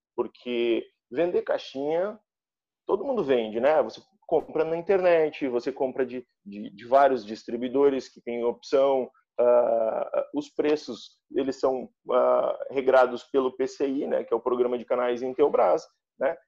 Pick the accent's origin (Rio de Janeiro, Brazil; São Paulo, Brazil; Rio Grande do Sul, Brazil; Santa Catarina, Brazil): Santa Catarina, Brazil; Chapecó; now in Joinville, Brazil; eu sou natural lá de Chapecó, né, oeste do estado